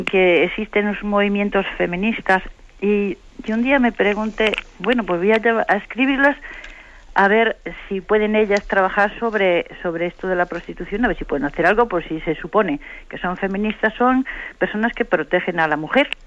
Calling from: Santander, Cantabria, Spain; de Santander.

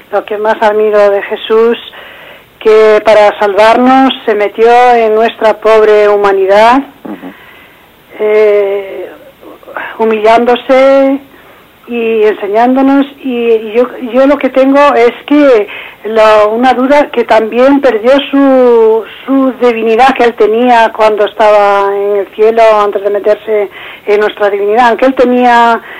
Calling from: Madrid, Community of Madrid, Spain; de Madrid.

